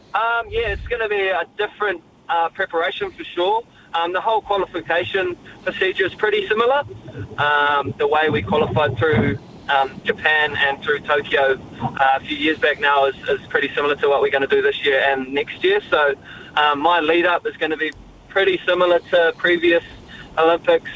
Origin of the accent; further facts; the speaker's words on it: Raglan, Waikato, New Zealand; Growing up in Raglan